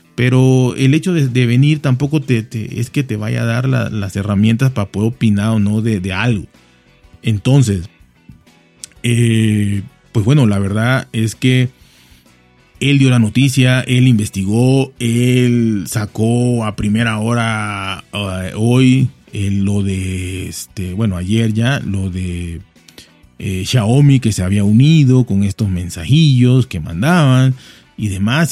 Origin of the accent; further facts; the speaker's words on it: Mexico; soy mexicano